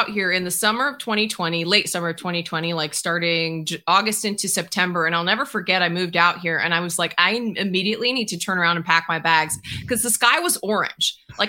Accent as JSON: {"language": "English", "town": "Chicago", "region": "Illinois", "country": "United States", "tie": "born or raised there", "also_born_or_lived": "Kentucky", "moved": "yes", "lives_now": "San Francisco, United States", "said": "I grew up in Chicago. So like I grew up in a pro sports market."}